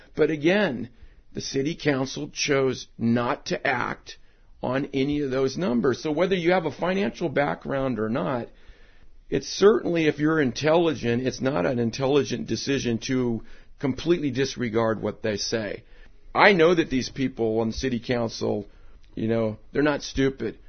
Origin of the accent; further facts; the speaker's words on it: Alameda, California, United States; born and raised in Alameda